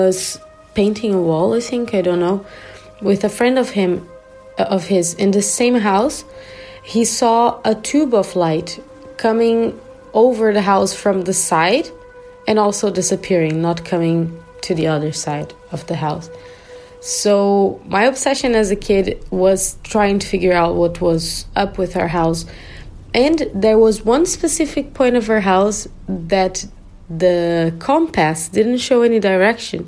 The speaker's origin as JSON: {"language": "English", "region": "southern Brazil", "country": "Brazil", "tie": "born or raised there", "moved": "yes", "lives_now": "Germany", "said": "the house I grew up in Brazil, in the southern part of Brazil"}